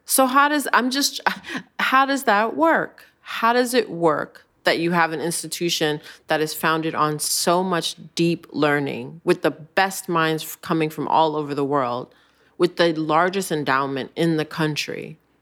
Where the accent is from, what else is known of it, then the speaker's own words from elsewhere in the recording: United States; I recognize myself as an American.